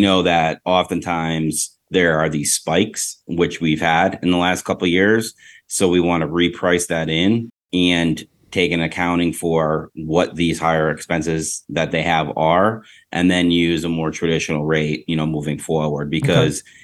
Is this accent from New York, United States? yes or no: yes; Rochester, New York, United States; now in Tampa, United States; I'm from Western New York, Rochester, New York